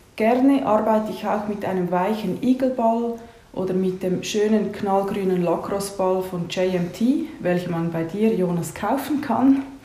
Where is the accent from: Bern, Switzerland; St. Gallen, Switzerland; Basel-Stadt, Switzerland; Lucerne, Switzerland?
Lucerne, Switzerland; Horw; Aufgewachsen bin ich in Horb bei Luzern